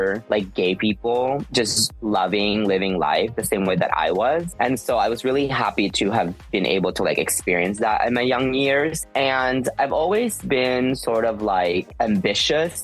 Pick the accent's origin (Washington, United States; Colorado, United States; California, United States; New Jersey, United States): Washington, United States; Seattle; moved away as an adult; also born or lived in Philippines / New York City; now in Los Angeles, United States; So in Seattle, I immigrated there from the Philippines back in 1994. And then I went to, you know, primary school, middle school, and then I went to high school there